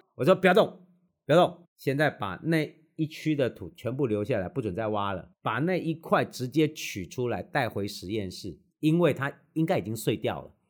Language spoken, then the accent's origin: Chinese; Tainan, Taiwan; 我们台南这边